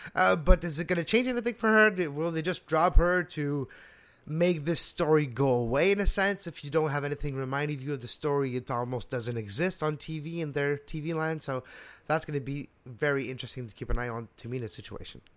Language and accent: English; Montreal, Quebec, Canada; also born or lived in Laval; I was brought up in Montreal and Laval.